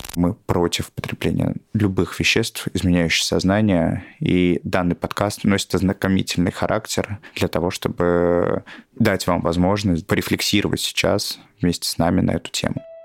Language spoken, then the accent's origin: Russian; Tolyatti, Samara Oblast, Russia; moved away; в моем городе еще, я из Тольятти, а это были 90-е